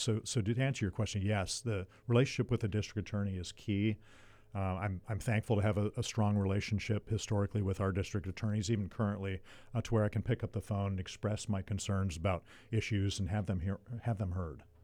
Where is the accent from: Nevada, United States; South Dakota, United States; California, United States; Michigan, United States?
California, United States; Ventura; I was born and raised in Ventura, and, uh, and, and, uh, grew up here, went to public schools, Buena High School